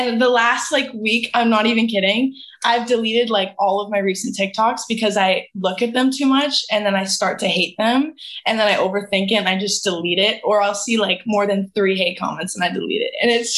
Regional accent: Canada; I only had 6 months in the U.S. as a Canadian, so my 6 months was up.

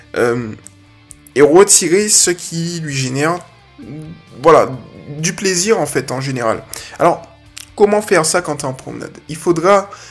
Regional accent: Guadeloupe; je suis de la Guadeloupe

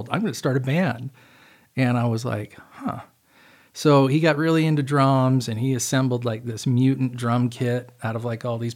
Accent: Utah, United States; moved away; also born or lived in Seattle, Washington; I was born in Utah, uh, grew up there as a little kid

